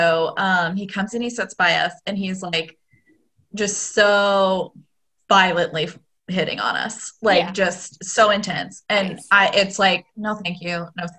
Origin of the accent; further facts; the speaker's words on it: Evansville, Indiana, United States; I'm from Evansville